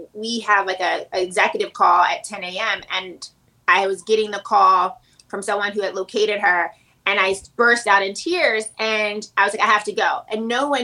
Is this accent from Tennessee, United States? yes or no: yes; Chattanooga, Tennessee, United States; moved away; I'm from Tennessee